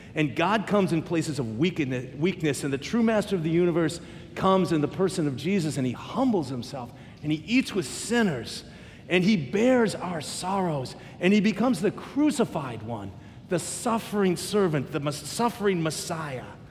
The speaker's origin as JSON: {"language": "English", "country": "United States", "said": "I'm American"}